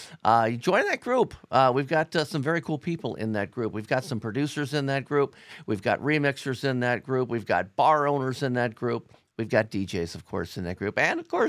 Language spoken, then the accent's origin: English; Cincinnati, Ohio, United States; Alon's from Columbus. I'm from Cincinnati.